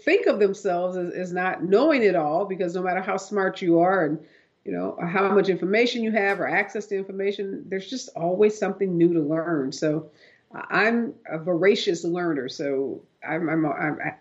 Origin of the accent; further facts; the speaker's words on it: Midwest, United States; grow up in the Midwest